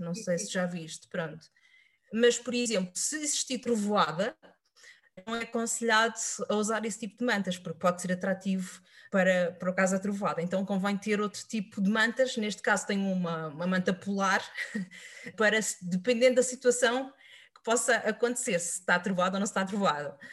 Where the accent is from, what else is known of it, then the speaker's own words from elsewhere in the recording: Setúbal, Portugal; o clube da minha terra, que é o Vitória de Setúbal